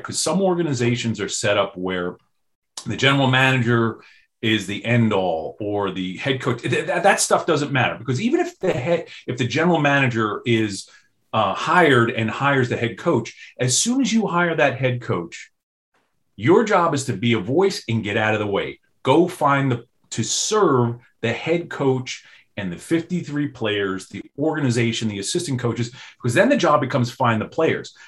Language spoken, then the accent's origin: English; New York, United States; growing up in New York